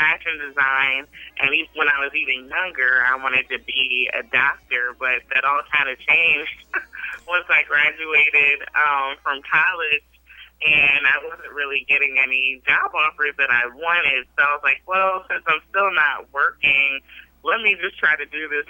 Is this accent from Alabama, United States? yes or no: no; New Jersey, United States; I'm from South Jersey.